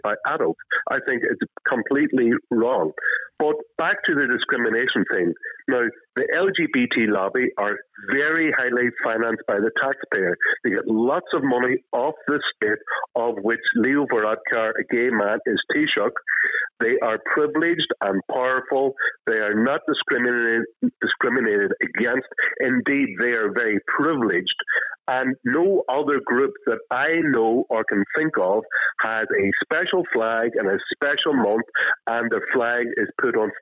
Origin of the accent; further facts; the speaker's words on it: Derry, Northern Ireland, United Kingdom; I grew up in Derry during the Troubles.